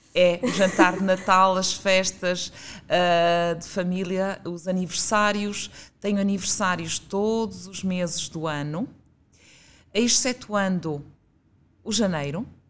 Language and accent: Portuguese; Guimarães, Norte, Portugal; moved away as an adult; also born or lived in Braga; now in Lisbon, Portugal; sou natural de Guimarães